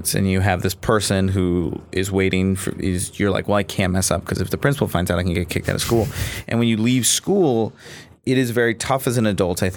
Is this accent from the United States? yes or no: yes; Virginia, United States; I grew up Jewish in Virginia